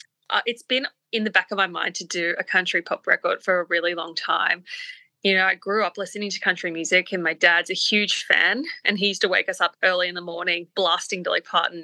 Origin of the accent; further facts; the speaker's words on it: Papua New Guinea; And we grew up in Papua New Guinea, by the way.